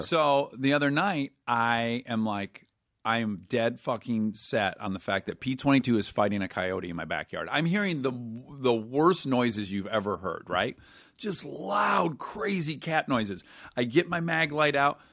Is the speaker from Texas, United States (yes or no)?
no; Detroit, Michigan, United States; I'm from Detroit where it is gray eight months of the year